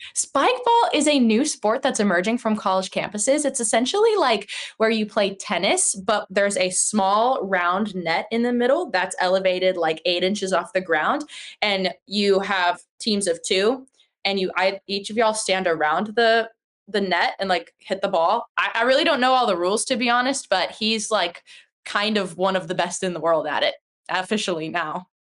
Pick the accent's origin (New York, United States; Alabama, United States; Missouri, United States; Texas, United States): Texas, United States; Houston; I was born in Houston, like in the city. And when I was like maybe three years old, my parents moved out to the outskirts of Houston.